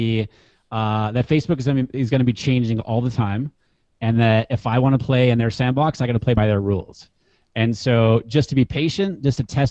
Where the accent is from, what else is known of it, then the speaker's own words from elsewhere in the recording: New Hampshire, United States; moved away; I grew up in New Hampshire and I play ice hockey